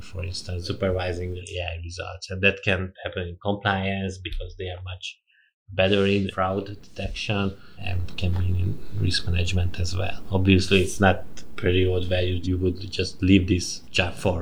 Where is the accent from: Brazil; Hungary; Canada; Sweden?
Hungary; Kaposvár, Somogy; moved away as an adult; also born or lived in Maastricht, Netherlands; I'm from the countryside. Kaposvár, it's a southern.